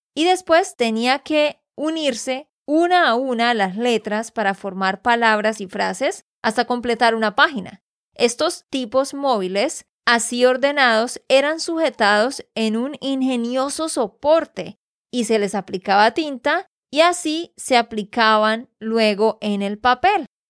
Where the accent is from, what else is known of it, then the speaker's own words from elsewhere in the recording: Santander, Colombia; de Santander, Colombia